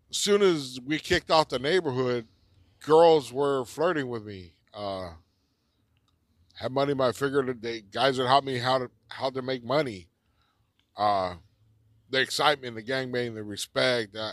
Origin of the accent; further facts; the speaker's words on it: Los Angeles, California, United States; I grew up here in East East Los Angeles. Um, the biggest part of my life has probably been in East Los Angeles.